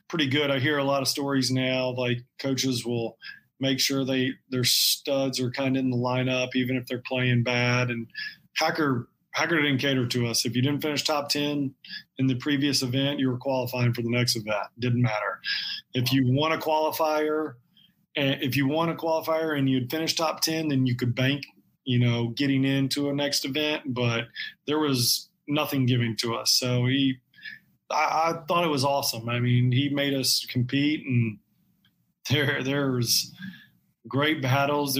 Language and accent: English; Tallahassee, Florida, United States; growing up in Tallahassee